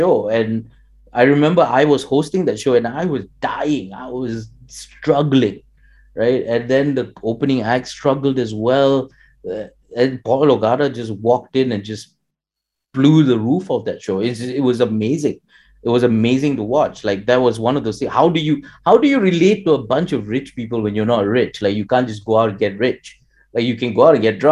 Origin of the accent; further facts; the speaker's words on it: Malaysia; my experiences in Malaysia would be very different from someone who grew up in India. Although, you know, we're both Indian genetically